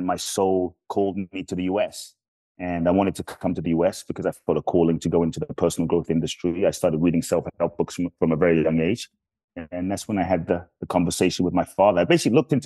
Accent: London, United Kingdom; moved away as an adult; now in United States; I grew up in London. And I came to the US when I was 18

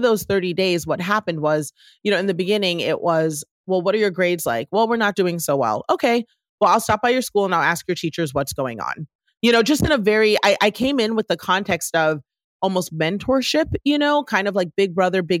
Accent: Washington, District of Columbia, United States; growing up in Washington, D.C., the child of two African immigrants that came here to the U.S.

